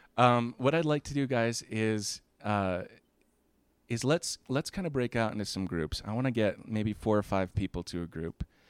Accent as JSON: {"language": "English", "region": "Florida", "country": "United States", "tie": "born or raised there", "said": "I grew up in Florida"}